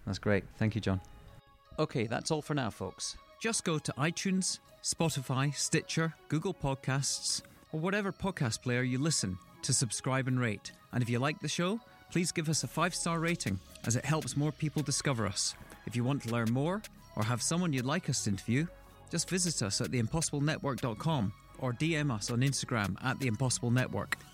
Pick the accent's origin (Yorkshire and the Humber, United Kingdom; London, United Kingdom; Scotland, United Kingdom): Scotland, United Kingdom; being Scottish